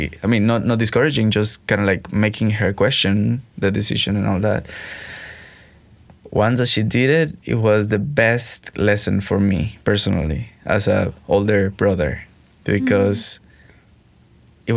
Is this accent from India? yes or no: no; Mexico; moved away as an adult; now in Montreal, Canada; growing up in Mexico